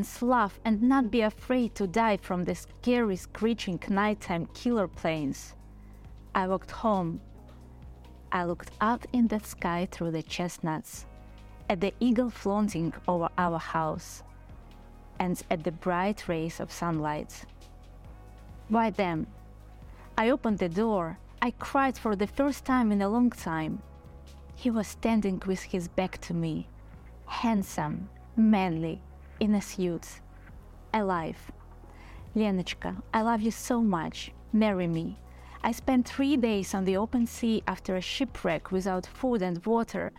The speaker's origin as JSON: {"language": "English", "town": "Odesa", "region": "Odesa Oblast", "country": "Ukraine", "also_born_or_lived": "Kyiv, Ukraine / Ireland", "moved": "as an adult", "lives_now": "Dublin, Ireland", "said": "originally we are from Odessa"}